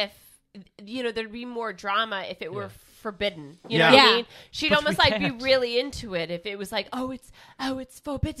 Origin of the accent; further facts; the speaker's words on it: Kansas, United States; I'm just saying, you can also tell I'm from Kansas